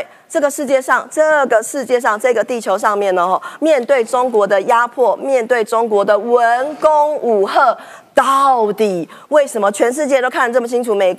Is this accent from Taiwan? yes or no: yes; Taiwan; 以前我们就是受这样的教育长大的，所以呢，很多人是对国家没有什么概念。日本同学经常很好奇说啊，你们台湾跟中国现在的情况是怎么样？